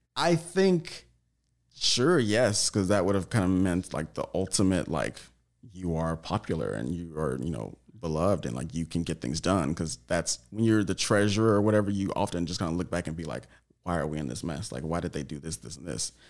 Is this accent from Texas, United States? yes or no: yes; Tyler, Texas, United States; now in Los Angeles, United States; I'm from Tyler, Texas